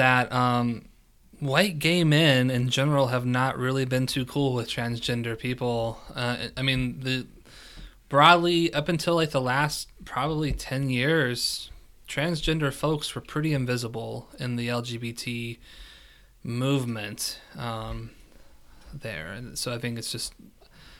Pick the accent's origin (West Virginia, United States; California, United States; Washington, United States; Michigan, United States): West Virginia, United States; moved away; also born or lived in Kentucky; born and raised West Virginia, but also consider myself a Kentuckian